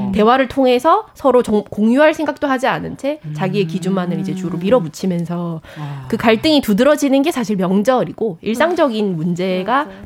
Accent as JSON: {"language": "Korean", "region": "Gyeongsang", "country": "South Korea", "tie": "born or raised there", "said": "저는 좀 경상도 출신이기도 한데"}